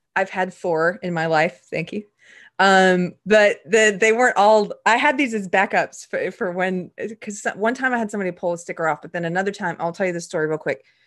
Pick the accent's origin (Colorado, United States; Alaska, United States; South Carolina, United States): South Carolina, United States; I grew up in South Carolina